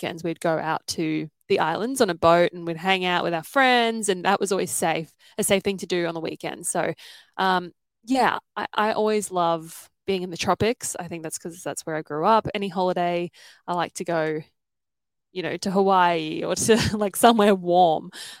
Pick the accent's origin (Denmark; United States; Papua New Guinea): Papua New Guinea; So it was pretty very different from growing up anywhere in the first world because it's a third world country, and I didn't know any different because obviously I was born there.